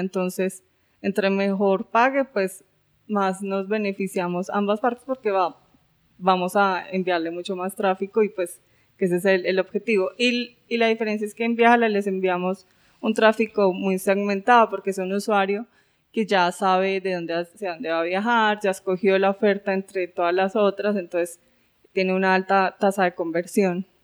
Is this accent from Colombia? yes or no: yes; Colombia; moved away as an adult; also born or lived in France; yo soy colombiana